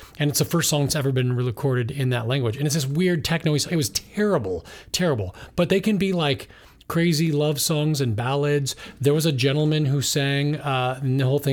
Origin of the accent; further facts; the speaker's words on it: United States; as an American